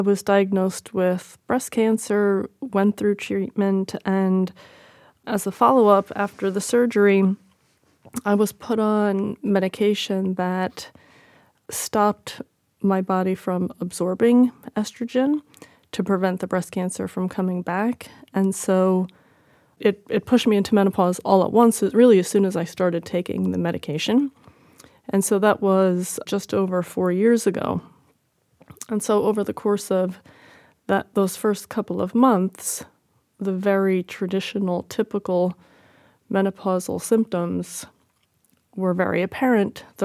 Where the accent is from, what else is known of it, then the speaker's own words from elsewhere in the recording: Connecticut, United States; moved away; also born or lived in Australia; I'm 52. I'm from Connecticut.